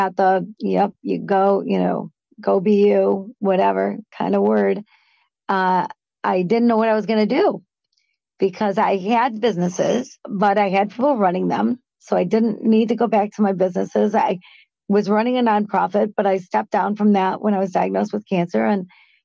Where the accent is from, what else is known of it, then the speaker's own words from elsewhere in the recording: Michigan, United States; Michigan, my home town, my home state